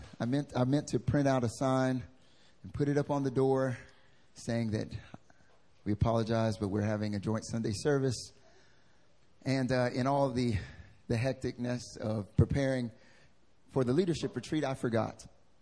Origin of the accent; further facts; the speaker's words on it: North Carolina, United States; accent: southern drawl; I'm from North Carolina, so I like to have some southern drawl on some of the stuff I say.